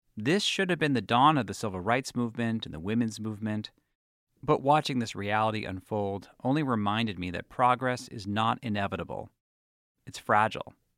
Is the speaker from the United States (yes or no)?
yes; Boston, Massachusetts, United States; now in New York, United States; I'm Jewish, and I grew up in Boston